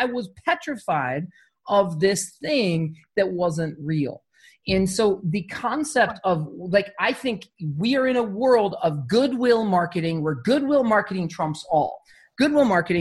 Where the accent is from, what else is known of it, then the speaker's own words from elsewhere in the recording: Arizona, United States; I grew up in Arizona